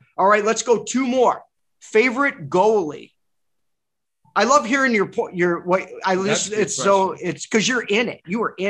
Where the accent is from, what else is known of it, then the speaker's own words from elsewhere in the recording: Port Huron, Michigan, United States; moved away as an adult; also born or lived in Detroit, Michigan; now in Los Angeles, United States; I grew up in Port Huron, Michigan, is where I was originally from, which is right there on the water, right by Sarnia.